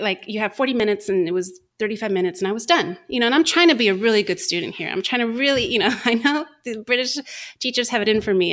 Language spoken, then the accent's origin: English; United States; moved away; also born or lived in United Kingdom; we're American